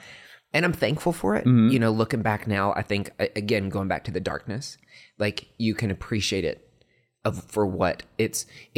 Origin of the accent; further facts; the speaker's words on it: Morristown, Tennessee, United States; it's funny because I grew up on a farm, like in East Tennessee, like country kid. No. I had to lose my accent a little bit when I went to Vandy because everybody made fun of me.